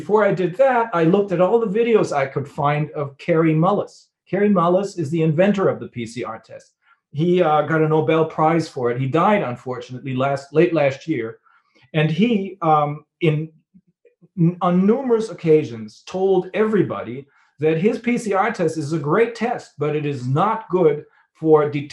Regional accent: Bremen, Germany; my hometown in Bremen, which is a port city.

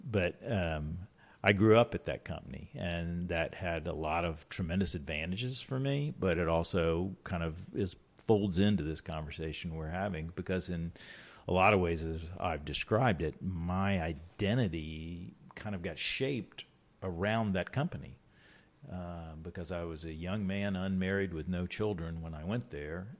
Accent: Richmond, Virginia, United States; I was born and raised here in Richmond

